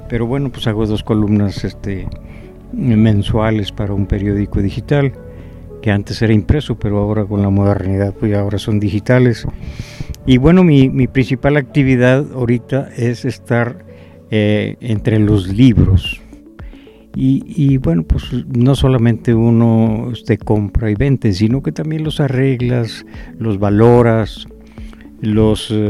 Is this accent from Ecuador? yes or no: no; Tamaulipas, Mexico; now in Saltillo, Mexico; Eh, vine de Tamaulipas y, bueno, me gustó tanto Saltillo que aquí me quedé.